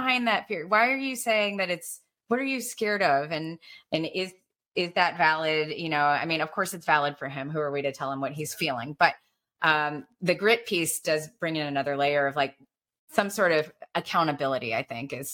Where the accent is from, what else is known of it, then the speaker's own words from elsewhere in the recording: Alabama, United States; I'm Asian, you know, growing up in Alabama, I looked different